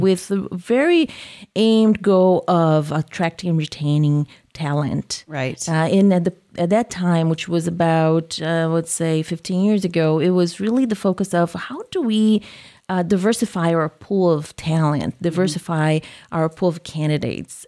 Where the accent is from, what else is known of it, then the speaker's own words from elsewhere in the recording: Brazil; accent: southern; moved away as an adult; also born or lived in Japan; now in Iowa, United States; I was born in Brazil, grew up in Brazil